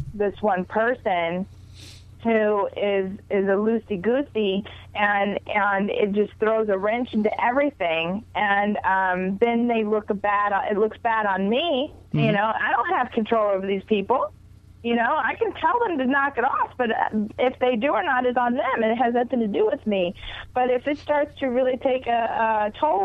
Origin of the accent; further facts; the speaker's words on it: Houston, Texas, United States; moved away as an adult; now in Los Angeles, United States; I'm originally from Houston, Texas. Okay. I've been in Los Angeles for about 25 years